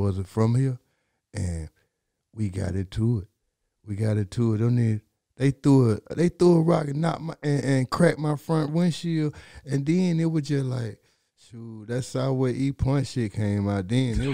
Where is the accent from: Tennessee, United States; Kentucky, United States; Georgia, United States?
Georgia, United States; Fulton County; I'm from Fulton County